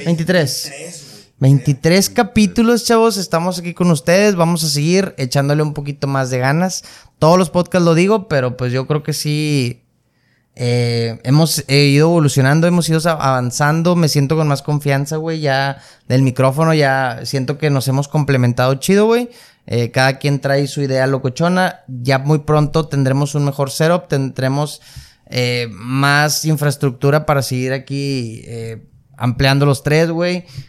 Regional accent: Nuevo León, Mexico; estamos en una ciudad muy, muy privilegiada, muy avanzada

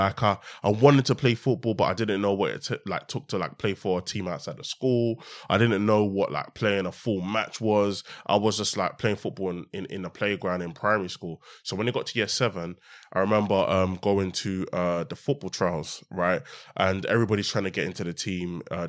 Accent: Stratford, London, United Kingdom; also born or lived in Hackney; Yeah. So I was born in Hackney, but very early on, I moved to Newham. So I moved to Stratford when I was about eight. I'm in Stratford.

